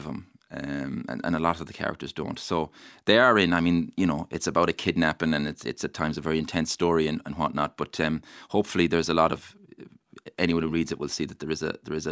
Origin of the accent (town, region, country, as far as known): County Mayo, Ireland; born or raised there